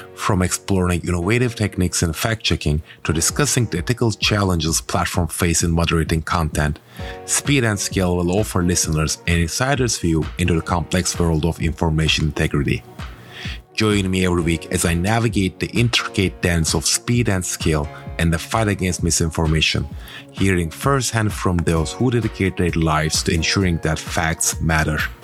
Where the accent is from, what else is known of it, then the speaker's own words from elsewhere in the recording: Turkey; moved away as an adult; now in United States; my home country, Turkey